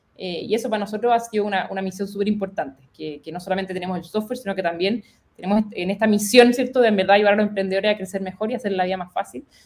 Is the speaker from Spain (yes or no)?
no; Chile; moved away; also born or lived in United States